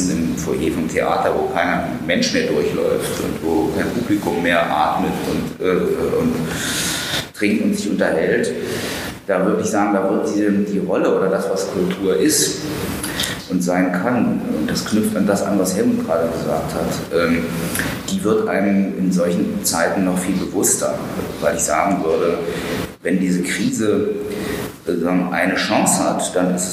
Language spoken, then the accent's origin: German; Germany; in meinen Heimatort äh, an der Ostsee nach Knungsborn geschleppt.